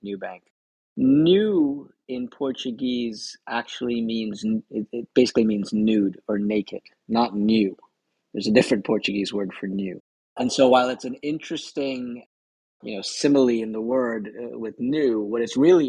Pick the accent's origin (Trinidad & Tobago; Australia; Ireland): Trinidad & Tobago; moved away; also born or lived in Silicon Valley; I actually grew up in Latin America. I grew up in the Caribbean and Trinidad